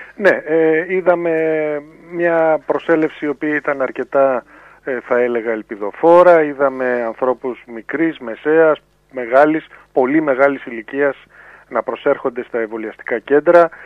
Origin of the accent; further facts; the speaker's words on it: Greece; εμείς ως Έλληνες